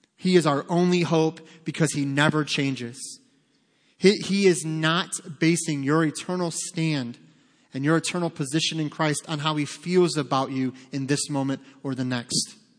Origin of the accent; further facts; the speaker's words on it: Detroit, Michigan, United States; We grew up in Detroit